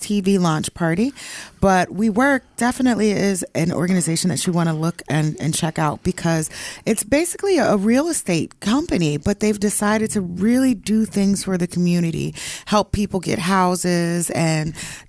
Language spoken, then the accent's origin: English; Philadelphia, Pennsylvania, United States; I'm from Philadelphia